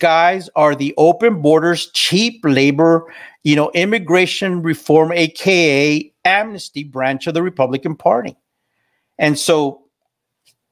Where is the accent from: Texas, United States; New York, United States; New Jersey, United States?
Texas, United States; South; I grew up in South Texas. I grew up as a freaking Texan